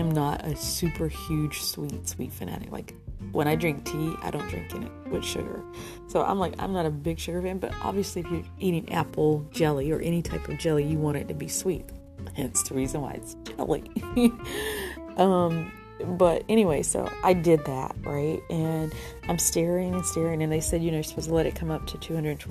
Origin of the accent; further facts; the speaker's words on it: the South, United States; I'm from the South, and we grew up with not a lot